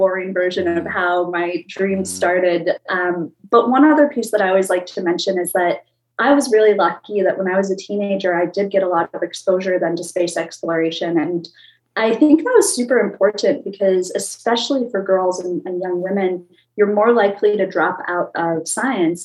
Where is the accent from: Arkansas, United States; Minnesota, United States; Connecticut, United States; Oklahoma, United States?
Minnesota, United States; I grew up in Minnesota, which being a very Midwest landlocked state